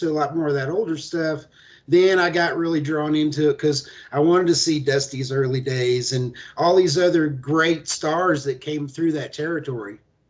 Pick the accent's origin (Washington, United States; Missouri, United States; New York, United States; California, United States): Missouri, United States; St. Louis; I grew up around the St. Louis area